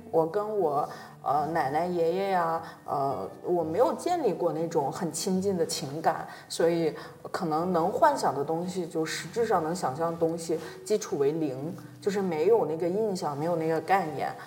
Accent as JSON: {"language": "Chinese", "region": "northern China", "country": "China", "also_born_or_lived": "Beijing", "accent": "northern dialect", "said": "我今天也是方言很多啊，北方的那种方言"}